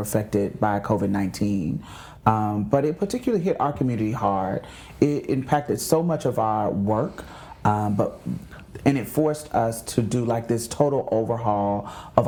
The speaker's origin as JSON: {"language": "English", "town": "Houston", "region": "Texas", "country": "United States", "said": "I'm from Houston"}